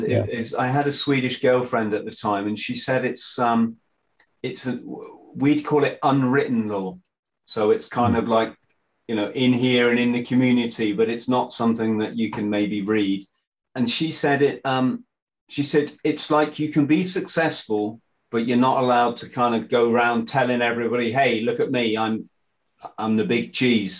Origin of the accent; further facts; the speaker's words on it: England, United Kingdom; as the English guy